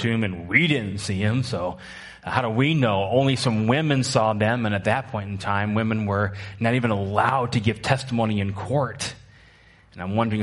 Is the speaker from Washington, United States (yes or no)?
yes; Washington, United States; moved away; also born or lived in Midwest; I grew up in Washington State where these things we call mountains